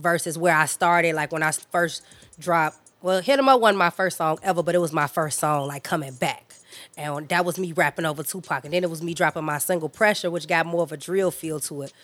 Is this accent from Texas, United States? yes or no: no; Chicago, Illinois, United States; My experience growing up out west, I feel like I had the, the pretty much the basic Chicago experience.